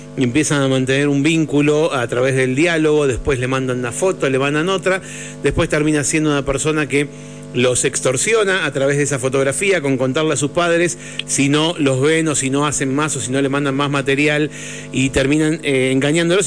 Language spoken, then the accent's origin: Spanish; Buenos Aires, Argentina; Parte de mi infancia pasó en el Parque Centenario, así que o de mi adolescencia